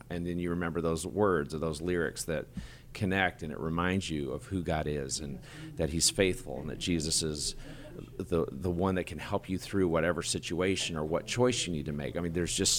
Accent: Michigan, United States; also born or lived in Congo; now in Nashville, United States; I'm from Michigan, but I also grew up in Congo, Africa, as a missionary kid.

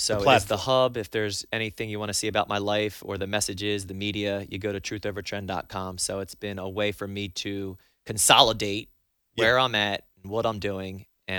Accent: New Jersey, United States; I'm from New Jersey.

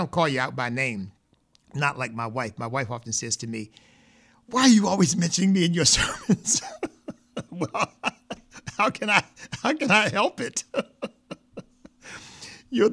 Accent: Chester, Pennsylvania, United States; I grew up in Chester, Pennsylvania

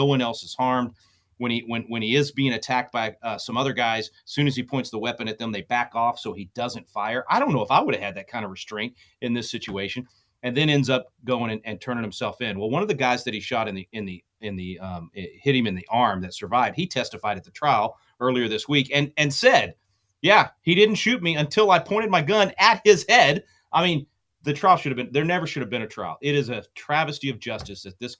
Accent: Wylie, Texas, United States; I'm from Wiley, yes. Right next door to you. It's where I grew up

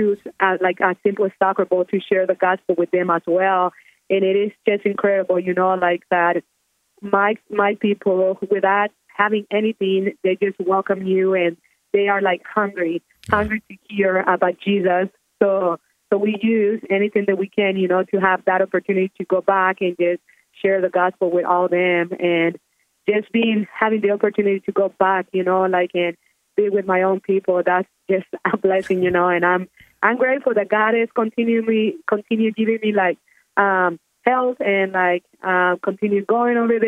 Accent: Honduras; moved away; my home country

